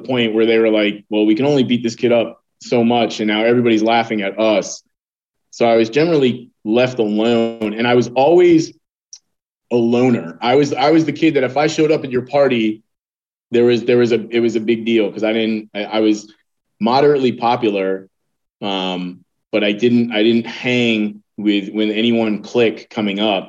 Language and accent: English; Connecticut, United States; now in Virginia, United States; I was born up north. I was born in Connecticut